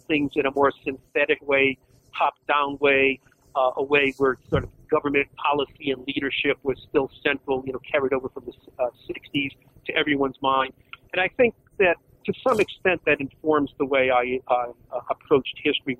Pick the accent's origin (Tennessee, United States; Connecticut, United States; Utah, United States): Connecticut, United States; now in Rochester, United States; I'm originally from Connecticut, but I now live in Rochester, New York.